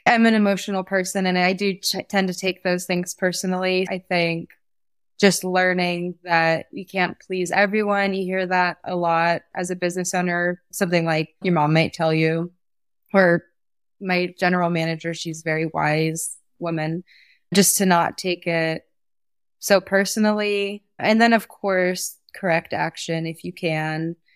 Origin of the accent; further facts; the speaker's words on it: Mendocino, California, United States; now in Sonoma Valley, United States; I grew up in Mendocino